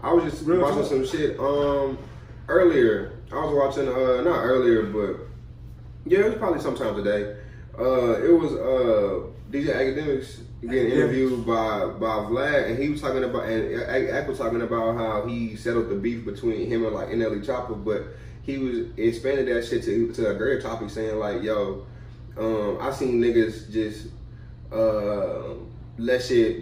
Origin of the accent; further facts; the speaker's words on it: Easton, United States; I'm from Easton.